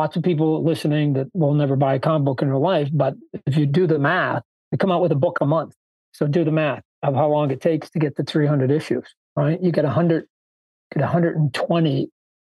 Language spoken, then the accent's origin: English; Canada; I was born in Canada